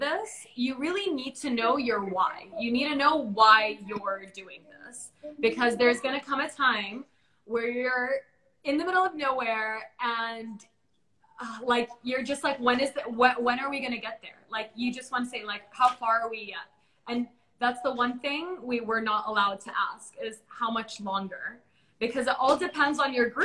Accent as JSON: {"language": "English", "country": "Bahrain", "said": "I'm like from Bahrain"}